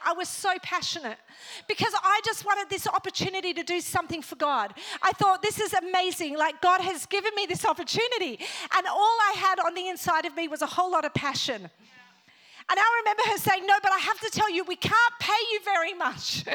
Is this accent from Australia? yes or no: yes; Australia; moved away as an adult; also born or lived in Northern Ireland / Africa; now in Sydney, Australia; Then my family migrated to Australia. And then I grew up in Australia